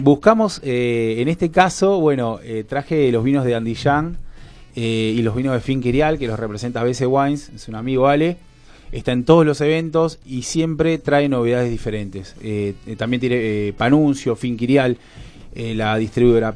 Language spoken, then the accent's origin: Spanish; Mar del Plata, Buenos Aires Province, Argentina; moved away as an adult; now in Tigre, Argentina; Yo vengo de Mar del Plata. Hace nueve años que vivo en Buenos Aires y hace más de siete que vivo en Tigre